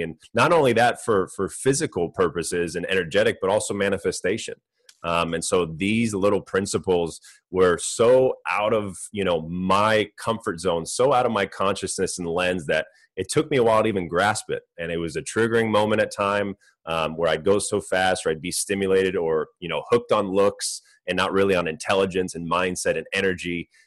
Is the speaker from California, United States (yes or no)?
yes; Orange County, California, United States; I grew up in California, Orange County